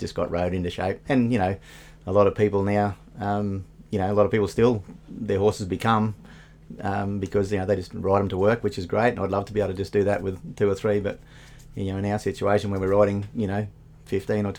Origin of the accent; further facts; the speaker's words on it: Kingaroy, Queensland, Australia; Almora is the name of the place where we live at Kingaroy, and yeah, we were reared there